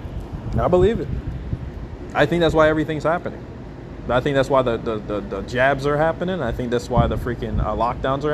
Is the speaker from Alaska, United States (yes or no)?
yes; Alaska, United States; When I grew up in Alaska